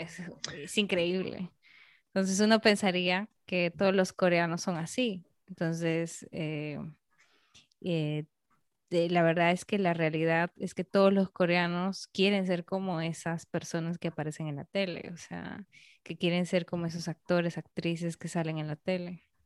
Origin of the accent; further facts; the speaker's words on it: Peru; now in Dominican Republic; yo soy peruana, se nota que yo soy peruana